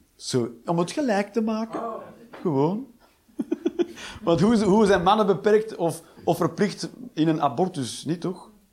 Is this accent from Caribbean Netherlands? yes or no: no; Flanders, Belgium; now in Netherlands; En ik moest er als Vlaming ook aan wennen toen ik in dit land kwam, kwam wonen